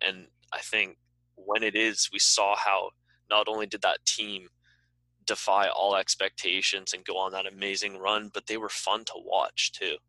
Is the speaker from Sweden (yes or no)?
no; Cobourg, Ontario, Canada; led by Justin Williams from my hometown, Coburg.